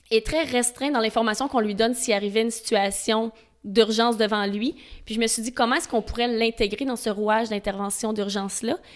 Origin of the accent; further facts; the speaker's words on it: Montreal, Quebec, Canada; Moi, je viens de Montréal.